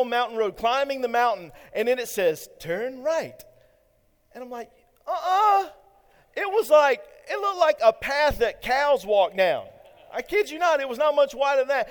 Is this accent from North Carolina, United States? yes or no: yes; Eastern North Carolina, United States; I'm from Eastern North Carolina